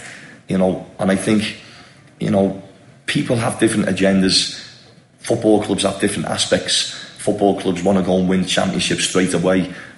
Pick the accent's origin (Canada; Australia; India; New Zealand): India; homegrown players for me is Indian local players. You know, we're all from India.